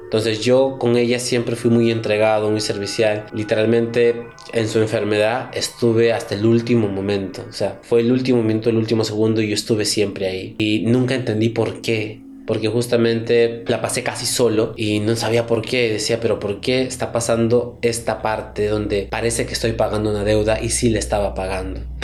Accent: Chachapoyas, Amazonas, Peru; moved away; also born or lived in Chiclayo; somos de Chichapoyas, ella es de allá, su familia está allá

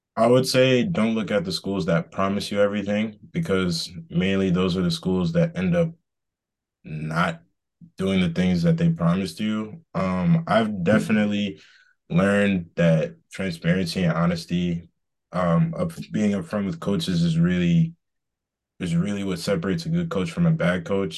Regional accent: Boston, Massachusetts, United States; moved away as an adult; also born or lived in Georgia; I'm from Boston, um, originally

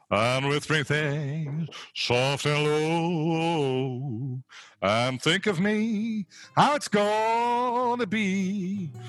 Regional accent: Hamburg, Germany; Meine, ich komme ja originär aus Hamburg.

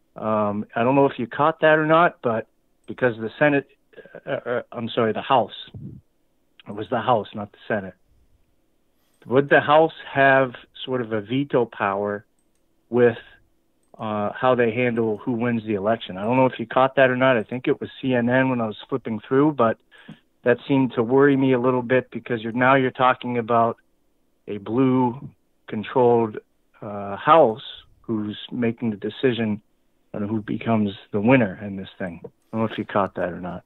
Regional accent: Canada; also born or lived in Michigan; now in Lansing, Michigan, United States; I grew up in Canada, okay, and I'm a green card holder. I live in Michigan

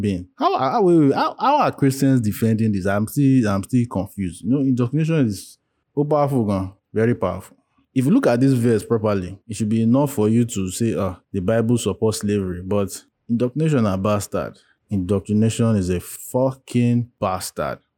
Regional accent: Nigeria; as Nigerians, as black-skinned people

